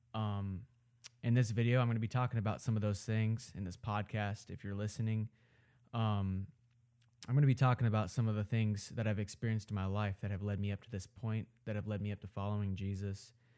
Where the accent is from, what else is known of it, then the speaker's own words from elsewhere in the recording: Omaha, Nebraska, United States; I live in Omaha, Nebraska. I'm from Omaha, Nebraska. I grew up here